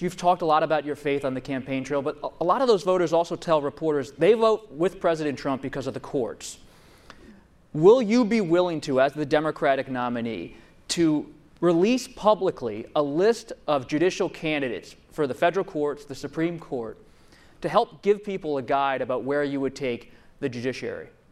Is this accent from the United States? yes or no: yes; Pennsylvania, United States; my home state, Pennsylvania